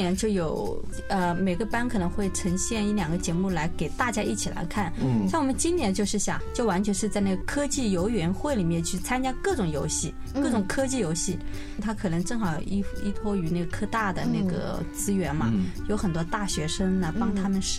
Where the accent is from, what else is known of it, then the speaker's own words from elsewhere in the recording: Hunan, China; 我因为呃我是湖南人嘛